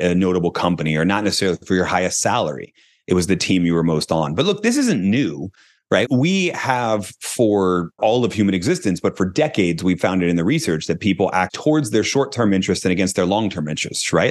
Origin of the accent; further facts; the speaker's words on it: Philadelphia, Pennsylvania, United States; I'm from Philadelphia